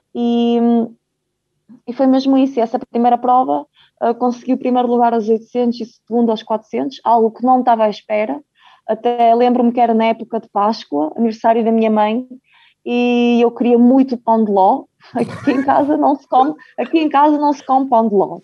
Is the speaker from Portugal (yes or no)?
yes; Braga, Portugal; also born or lived in Ukraine; vim um, para Portugal com 3 anos, como foi muito bem dito. Ah, já tinha aqui meu pai e a minha mãe